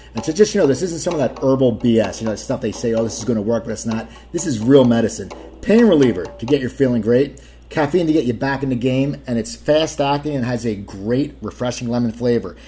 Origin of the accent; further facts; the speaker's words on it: Cherry Hill, New Jersey, United States; I'm from Cherry Hill.